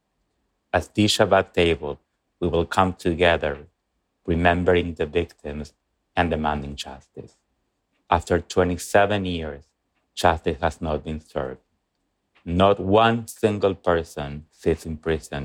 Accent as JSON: {"language": "English", "region": "Buenos Aires", "country": "Argentina", "tie": "born or raised there", "said": "As an Argentine Jew myself, born and raised in Buenos Aires"}